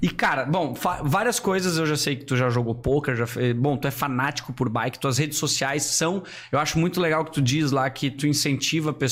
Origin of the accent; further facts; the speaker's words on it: Gaspar, Santa Catarina, Brazil; also born or lived in Brusque / Itajaí; Isso, eu sou natural de Gaspar, moro há 32